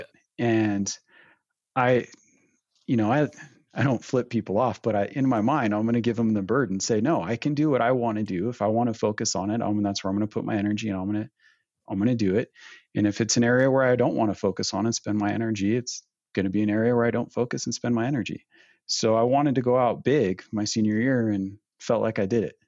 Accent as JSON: {"language": "English", "region": "Northern California", "country": "United States", "tie": "born or raised there", "moved": "as an adult", "lives_now": "Provo, United States", "said": "originally born and raised in Northern California"}